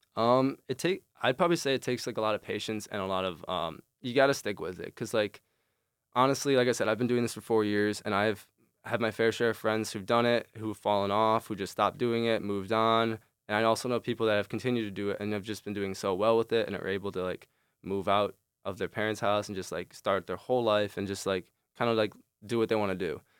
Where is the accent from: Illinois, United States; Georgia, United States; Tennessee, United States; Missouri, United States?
Illinois, United States; Chicago; moved away as an adult; now in East Lansing, United States; I'm originally from Chicago.